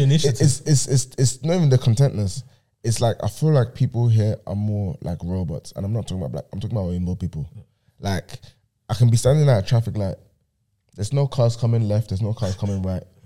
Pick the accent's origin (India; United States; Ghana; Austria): Austria; Vienna; moved away; in Vienna right now, in my hometown